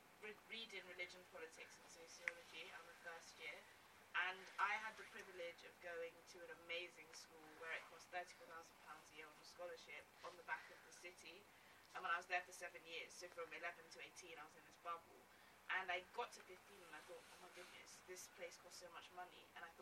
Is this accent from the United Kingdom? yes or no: yes; London, United Kingdom; I grew up in Edmonton in Northeast. And it was very, there's a lot of deprivation, a lot of crime, etc.